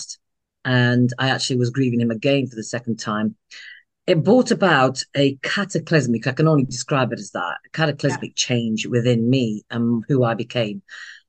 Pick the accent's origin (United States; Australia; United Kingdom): United Kingdom; I am a British Indian, a second generation born here in the UK to Indian immigrants